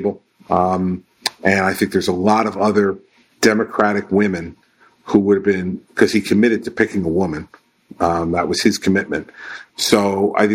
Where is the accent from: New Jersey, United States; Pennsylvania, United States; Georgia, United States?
New Jersey, United States; Livingston; I grew up in Livingston, New Jersey, which was not a majority Jewish town